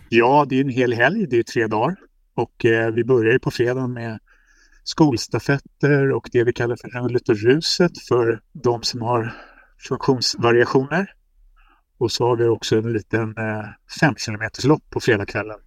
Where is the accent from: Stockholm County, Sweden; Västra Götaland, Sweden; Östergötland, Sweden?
Stockholm County, Sweden; Lidingö; Jag är ju uppvuxen på Lidingö